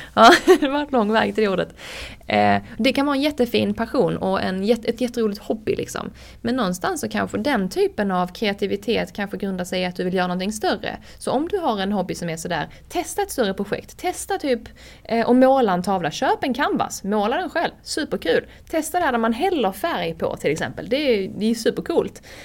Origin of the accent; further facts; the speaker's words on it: Höganäs, Skåne, Sweden; accent: Scanian; now in Stockholm, Sweden; jag kommer från Höganäs liksom. Jag hade knappt sett en limo innan jag flyttade till Stockholm